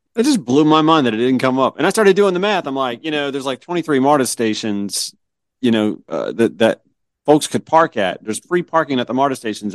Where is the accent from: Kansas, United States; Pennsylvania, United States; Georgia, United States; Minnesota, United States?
Georgia, United States; moved away as an adult; also born or lived in Myrtle Beach, South Carolina; I grew up in Georgia